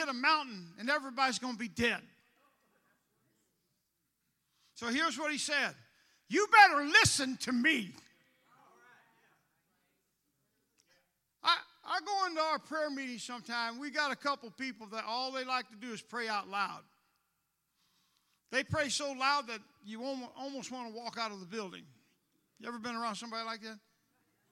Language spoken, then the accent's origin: English; St. Louis, Missouri, United States; moved away as an adult; also born or lived in New York City; I'm from St. Louis.